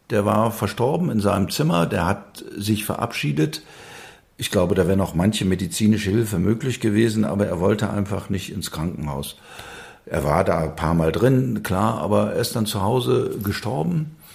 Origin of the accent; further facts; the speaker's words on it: Wuppertal, North Rhine-Westphalia, Germany; Westfalen an der Grenze zum Rheinland, wo ich herkomme, da ist das praktisch von Dorf zu Dorf ist das mhm. verschieden. Bin aufgewachsen in Wuppertal